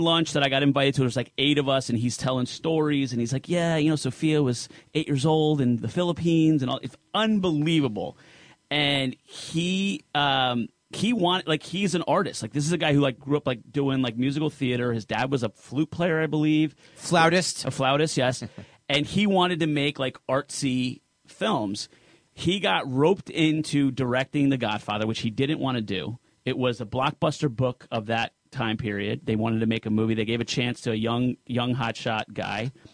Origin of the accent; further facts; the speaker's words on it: New Jersey, United States; I'm Sicilian from Jersey